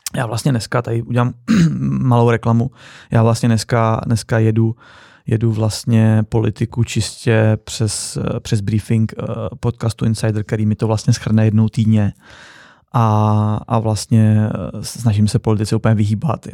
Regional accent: Czechia; My jsme jako Češi

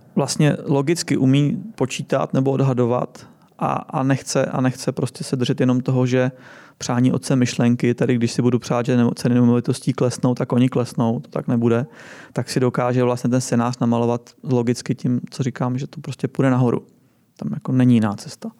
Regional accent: Czechia; my jsme tady už jako fakt byrokraticky zkostnatělá země

